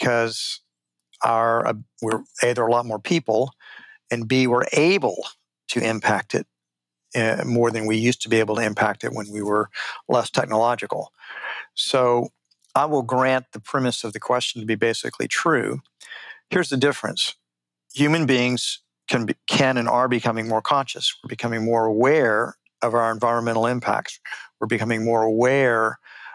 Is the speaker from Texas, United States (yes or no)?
yes; Houston, Texas, United States; when I was just a little boy, I grew up in Houston, Texas